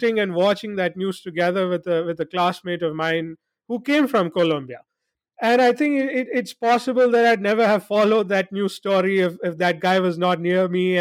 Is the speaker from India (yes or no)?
yes; India; also born or lived in Jakarta, Indonesia; I spent a significant part of my childhood abroad before coming back to India when I was about seven or eight years of age